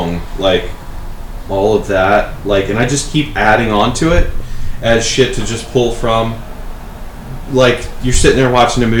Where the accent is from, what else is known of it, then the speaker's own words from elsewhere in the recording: East Coast, United States; growing up on the East Coast